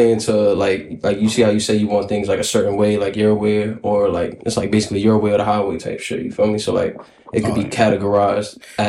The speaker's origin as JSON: {"language": "English", "town": "New York City", "region": "New York", "country": "United States", "tie": "born or raised there", "said": "the way I be talking or sometimes like that, and like just growing up in the Bronx"}